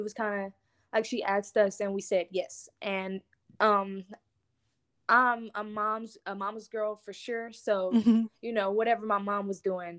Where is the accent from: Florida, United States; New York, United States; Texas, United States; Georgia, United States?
Texas, United States; Lancaster; also born or lived in Houston / Beaumont / Dallas; I am from Lancaster, Texas, which is in Dallas, Texas. But I was not raised in Dallas. I've been raised in three different cities, which is Houston, Beaumont, and Dallas. I'm 17 years old